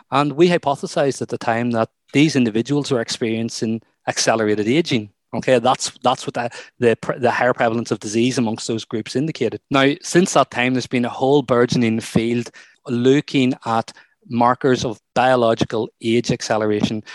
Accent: Ireland; some of the work that I've done before with growing up in Ireland

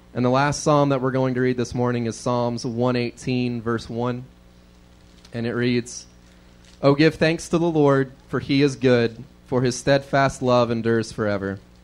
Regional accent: the South, United States; we were raised in the South

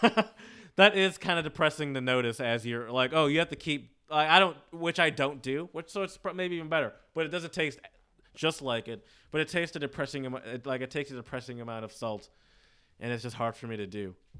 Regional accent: suburbs close to Detroit, Michigan, United States; also born or lived in the South (US); I grew up in the suburbs, around white people. Um, but I grew up close to Detroit, and I also grew up. Um, I spent a good part of my childhood in the South

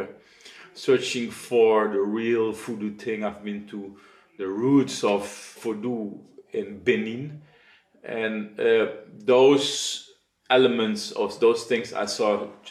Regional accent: Suriname; now in Netherlands; Being born and raised in Suriname

